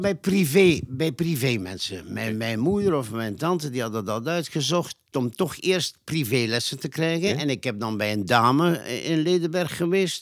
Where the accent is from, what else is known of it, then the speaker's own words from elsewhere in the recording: Nazareth, Flanders, Belgium; also born or lived in Ghent; ik ben in het midden van de Nazaretse bossen op een boerderijtje geboren